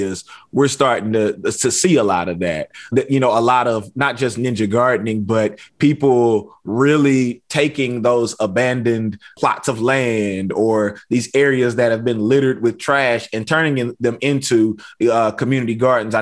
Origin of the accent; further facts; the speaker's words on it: East Texas, United States; I grew up in East Texas, and so we got pine trees everywhere